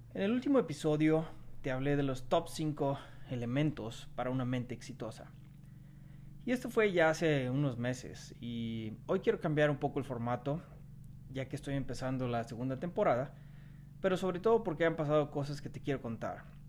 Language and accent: Spanish; Mexico; moved away; el estar lejos de mi tierra, de, de mi México lindo y querido